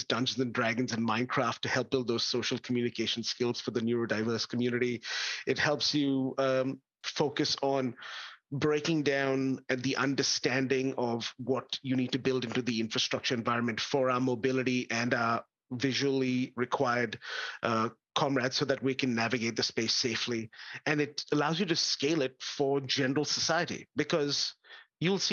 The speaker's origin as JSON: {"language": "English", "country": "India", "tie": "born or raised there", "moved": "yes", "lives_now": "Australia", "said": "I grew up in India"}